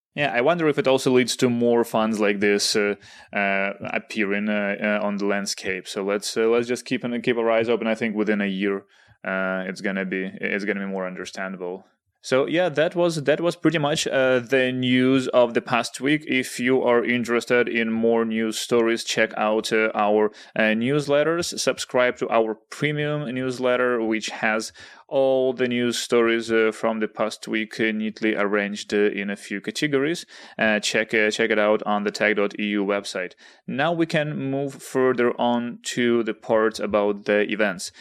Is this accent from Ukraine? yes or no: yes; Kharkiv, Kharkiv Oblast, Ukraine; moved away; Kharkiv, uh, which is my hometown